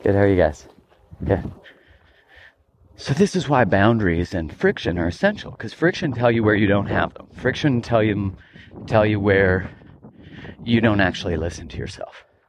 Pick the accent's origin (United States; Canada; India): Canada; Calgary, Alberta; moved away; I grew up in Calgary, Alberta, Canada, and I wasn't really into hiking when I lived there.